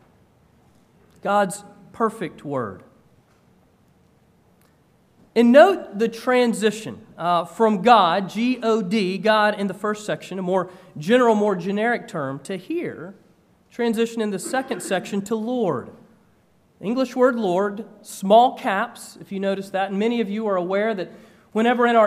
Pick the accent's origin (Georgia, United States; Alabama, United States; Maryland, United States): Georgia, United States; moved away as an adult; also born or lived in North Carolina; I grew up in Georgia and had gone to school in North Carolina